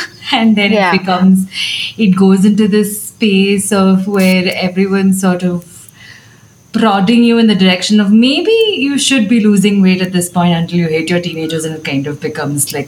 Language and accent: English; Abu Dhabi, United Arab Emirates; I grew up in Abu Dhabi